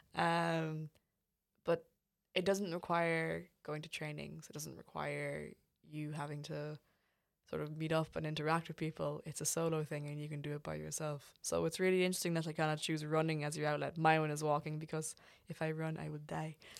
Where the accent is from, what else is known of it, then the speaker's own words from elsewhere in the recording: Ireland; we as Irish people